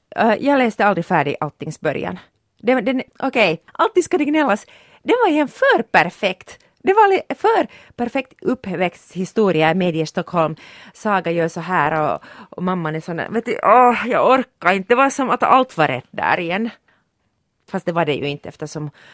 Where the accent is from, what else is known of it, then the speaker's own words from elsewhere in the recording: Porvoo, Uusimaa, Finland; jag kommer från Borgå.